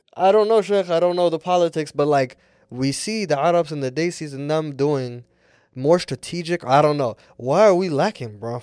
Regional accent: United States; I'm an American and Somali

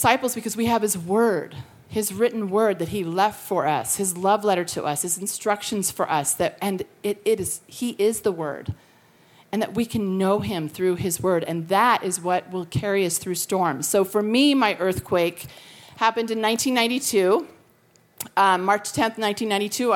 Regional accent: Colorado, United States; now in California, United States; I'm from Colorado, but I've lived in California for over 30 years

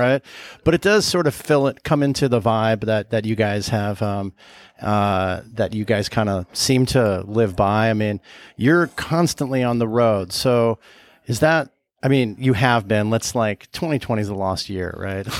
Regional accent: Southern California, United States; I'm from Southern California

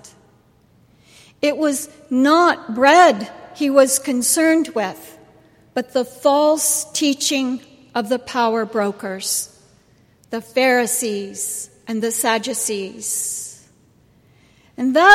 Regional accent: Houston, Texas, United States; moved away; for Troy and I, we grew up in Houston

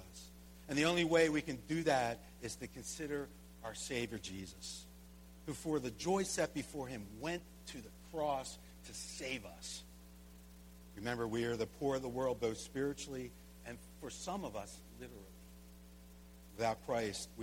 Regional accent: United States; we as Americans live in this society

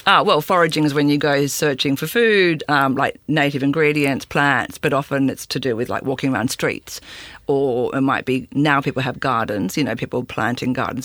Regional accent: Sydney, New South Wales, Australia; I grew up in Sydney

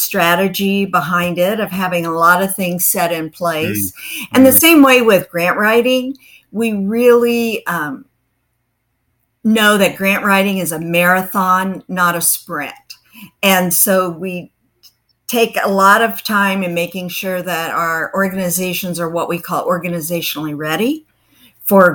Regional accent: southern Missouri, United States; moved away as an adult; also born or lived in Kansas City; now in Florida, United States; We say it that way where I'm from, and that's in the southern part of Missouri. And so I grew up there

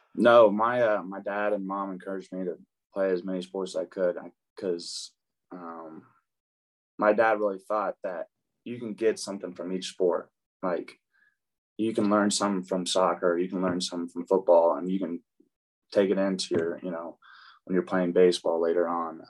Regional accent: Tulsa, Oklahoma, United States; born or raised there; also born or lived in Dallas, Texas

